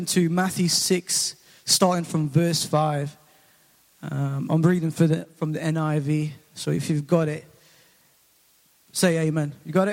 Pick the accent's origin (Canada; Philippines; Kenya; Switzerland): Philippines; now in England, United Kingdom; I'm originally from the Philippines, and I came over in 2004